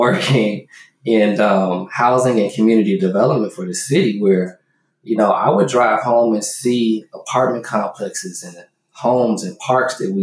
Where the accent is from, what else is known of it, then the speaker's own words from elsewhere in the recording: Chicago, Illinois, United States; now in Houston, United States; I was born here. I grew up in Chicago